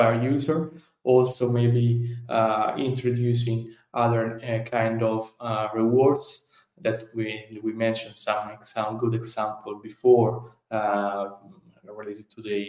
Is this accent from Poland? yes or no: no; Italy; accent: Italian; English is a second language; my Italian accent